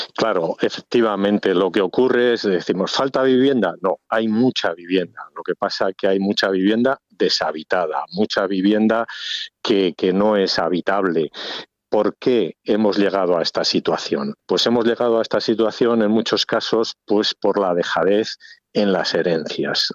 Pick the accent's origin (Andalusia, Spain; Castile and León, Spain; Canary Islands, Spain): Castile and León, Spain; Ribera del Duero; mi pueblo pues lógicamente está ligado, está dentro de la ribera del Duero